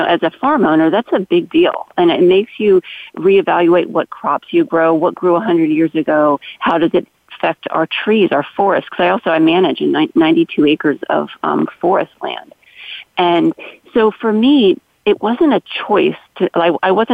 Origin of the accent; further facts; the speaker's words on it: Maryland, United States; my childhood growing up in Maryland